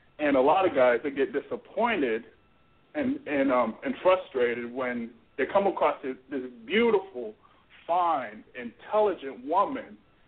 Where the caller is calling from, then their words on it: Florida, United States; Yo, I'm calling from Florida.